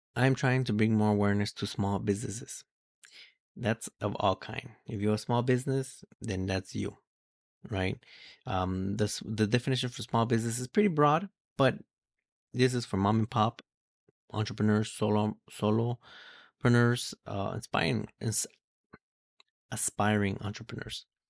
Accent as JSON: {"language": "English", "town": "Los Angeles", "region": "California", "country": "United States", "tie": "born or raised there", "also_born_or_lived": "Mexico", "said": "we migrated from Mexico here to California, more or less exactly Los Angeles. This is where I grew up. This is where I was raised."}